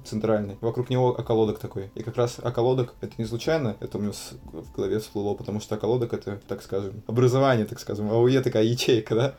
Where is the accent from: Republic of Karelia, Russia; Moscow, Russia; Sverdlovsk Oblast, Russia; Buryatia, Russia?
Buryatia, Russia; Ulan-Ude; now in Saint Petersburg, Russia; я из Улан-Удэ